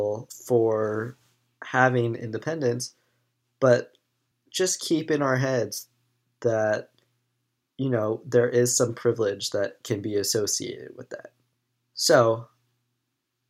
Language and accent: English; United States